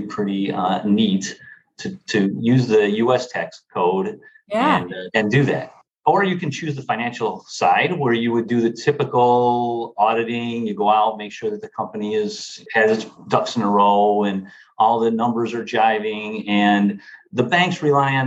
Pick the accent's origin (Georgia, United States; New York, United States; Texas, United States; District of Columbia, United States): New York, United States; Marilla; I grew up in a small town outside of Buffalo, New York, Marilla, New York